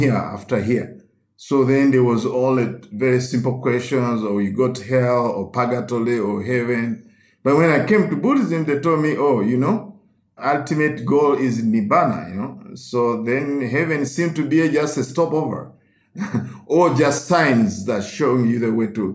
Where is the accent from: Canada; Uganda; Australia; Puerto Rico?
Uganda; as a Roman Catholic growing up in Uganda